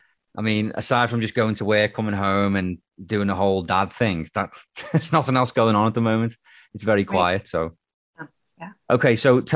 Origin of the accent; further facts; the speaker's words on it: Birkenhead, North West England, United Kingdom; also born or lived in Liverpool, United Kingdom; now in Canada; So it may as well be Liverpool, but technically it's not. So, but no one's ever heard of Birkenhead, which is where I'm from.